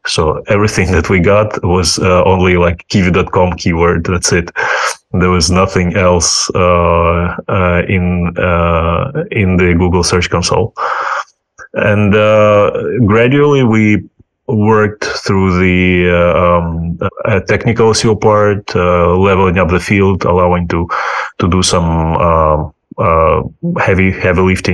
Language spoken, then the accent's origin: English; Ukraine; English is a second language; moved away as an adult; also born or lived in United States / United Kingdom / New Zealand / Germany; now in Spain; I'm originally from Ukraine.